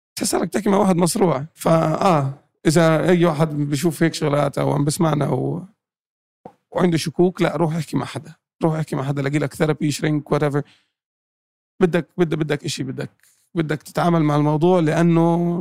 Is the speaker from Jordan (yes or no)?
yes; Jordan; moved away; also born or lived in Palestine; أنا أردني فلسطيني